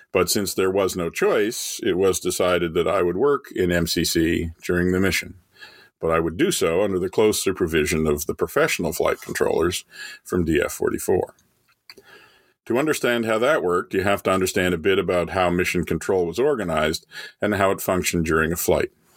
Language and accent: English; Canada; as a kid growing up in Canada